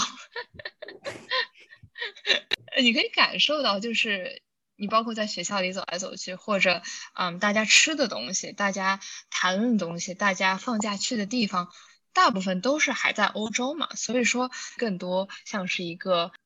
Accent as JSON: {"language": "Chinese", "country": "China", "also_born_or_lived": "United States", "moved": "yes", "said": "我不知道这是不是因为我们是中国人，然后可能在中国生活了一段时间之后，再去的美国"}